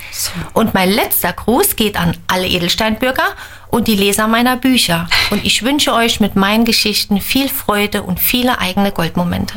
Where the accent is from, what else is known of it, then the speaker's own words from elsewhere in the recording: Reichenbach, Germany; meinem Heimatort Reichenbach